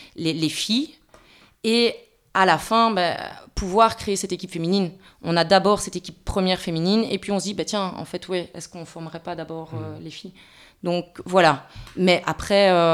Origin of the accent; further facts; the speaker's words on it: Belgium; on est belge